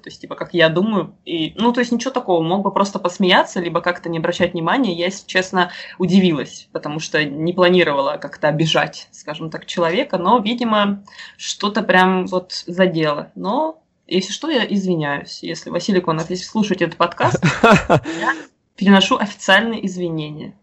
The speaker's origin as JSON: {"language": "Russian", "town": "Rostov-on-Don", "region": "Rostov Oblast", "country": "Russia", "tie": "born or raised there", "also_born_or_lived": "Moscow", "said": "я Родилась в Ростове и жила и живу до сих пор, вот, если в Ростове"}